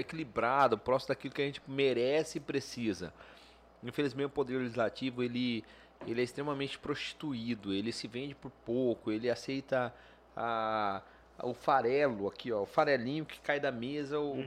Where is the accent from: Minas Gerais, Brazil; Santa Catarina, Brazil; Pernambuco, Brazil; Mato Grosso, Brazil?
Mato Grosso, Brazil; Guarantã do Norte; moved away as an adult; now in Cuiabá, Brazil; Então nasci em Cuiabá. Morei até os 18 anos em Guarantã do Norte, volto para Guarantã, obviamente, meus pais já estavam lá